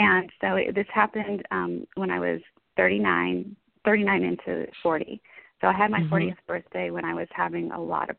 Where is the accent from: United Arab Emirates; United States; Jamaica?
United States; Dallas, Texas; I'm from the Dallas area in Texas